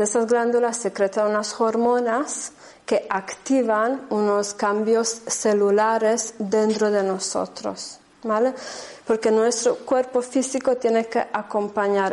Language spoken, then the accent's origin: Spanish; Germany; Spanish is a second language; moved away as an adult; also born or lived in Andalusia; now in Spain; no soy española, soy de raíz rumana húngara, ¿vale? De, corazón y alma más bien húngara, y crecí en Alemania.